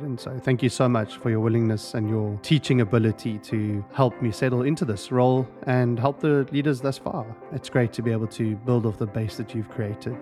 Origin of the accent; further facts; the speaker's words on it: South Africa; moved away as an adult; now in United States; I have a bit of an accent, and so I was raised and born in South Africa